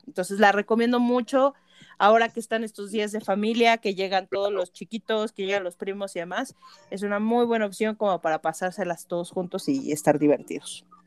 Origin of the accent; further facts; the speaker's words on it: area of Nevado de Toluca, State of Mexico, Mexico; los lugareños